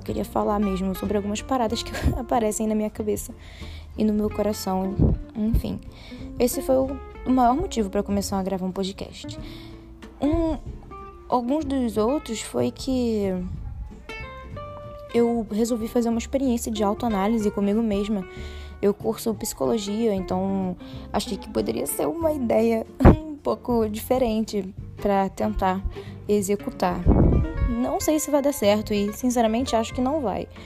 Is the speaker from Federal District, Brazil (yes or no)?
yes; Brasília, Federal District, Brazil; born there; now in Rio de Janeiro, Brazil; eu falo do Rio de Janeiro, é, mas não sou do Rio de Janeiro, nasci em Brasília.